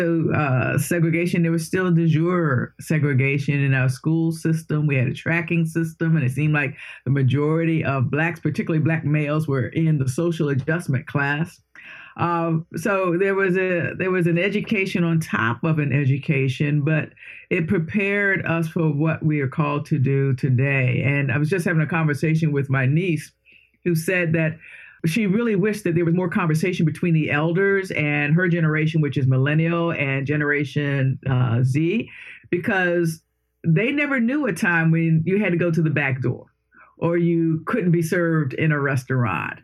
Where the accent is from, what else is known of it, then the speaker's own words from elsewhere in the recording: Washington, District of Columbia, United States; I was born in Washington, D.C., so born, educated, raised, and will probably die right in this area.